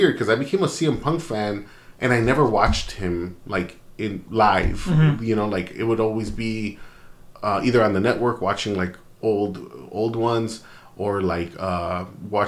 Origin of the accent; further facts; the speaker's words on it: Chicago, Illinois, United States; I'm from Chicago.